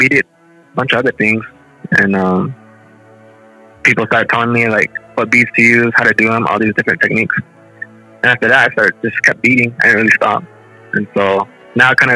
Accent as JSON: {"language": "English", "area": "Shungopavi", "region": "Arizona", "country": "United States", "tie": "born or raised there", "moved": "yes", "lives_now": "Cedar City, United States", "said": "I'm from Somopoli, and I grew up in all these important things"}